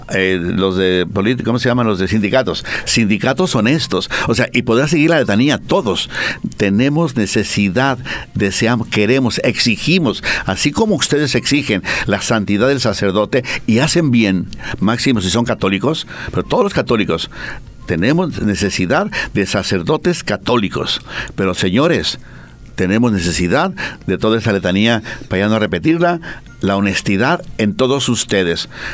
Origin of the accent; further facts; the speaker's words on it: Mexico; now in Bolivia; En mi tierra